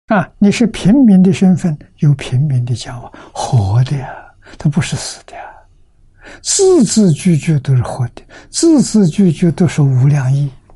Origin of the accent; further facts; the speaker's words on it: China; 我们中国人